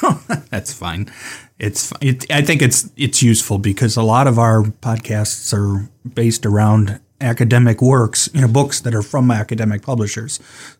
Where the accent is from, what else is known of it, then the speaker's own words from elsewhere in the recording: Cleveland, Ohio, United States; partly because I'm from Cleveland, spent most of my life there.